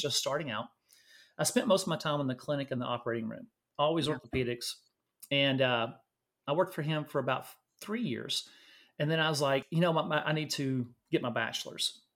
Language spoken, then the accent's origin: English; Louisiana, United States; moved away as an adult; now in Austin, United States; I was born and raised in Louisiana, uh, went to nursing school in Louisiana